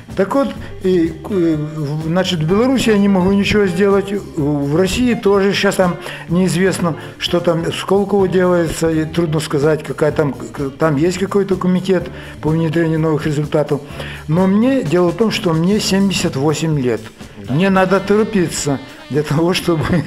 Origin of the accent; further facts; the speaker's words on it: Ukraine; moved away as an adult; also born or lived in Lviv, Ukraine / Murom, Russia; now in Minsk, Belarus; Я сам украинец по национальности, кончал Львовский институт политехнический